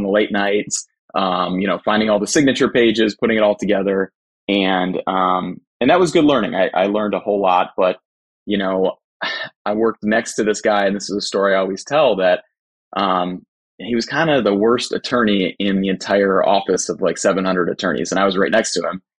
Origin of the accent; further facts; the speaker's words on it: Cleveland, Ohio, United States; I'm from Cleveland, Ohio.